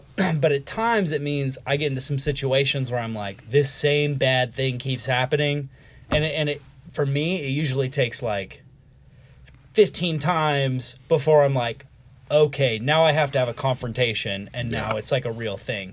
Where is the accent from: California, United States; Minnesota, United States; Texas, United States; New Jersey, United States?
California, United States; Southern; moved away as an adult; now in Nashville, United States; we're both from Southern California, mm-hmm. and I moved here seven years ago